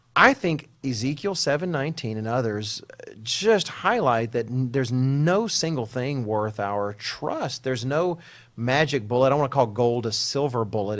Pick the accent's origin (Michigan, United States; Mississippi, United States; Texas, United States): Texas, United States; speaking as an American and a Texan